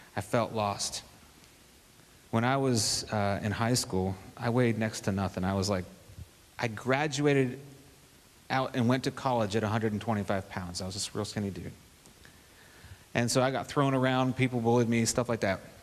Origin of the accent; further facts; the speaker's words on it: Kentucky, United States; when I was real little, I was raised in Kentucky, way back up in the mountains and the hills.